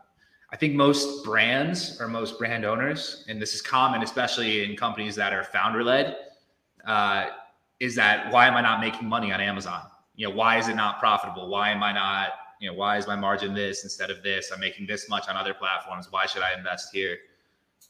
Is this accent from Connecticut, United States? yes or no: yes; Connecticut, United States; moved away; I'm originally from Connecticut. I don't live there anymore